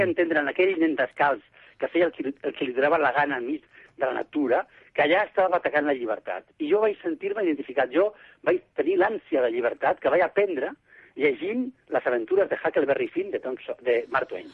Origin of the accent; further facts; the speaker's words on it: Barcelona, Catalonia, Spain; Jo soc barceloní